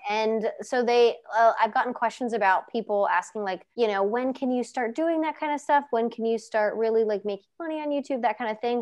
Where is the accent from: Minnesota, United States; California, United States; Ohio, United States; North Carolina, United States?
Ohio, United States; Cincinnati; I'm from Cincy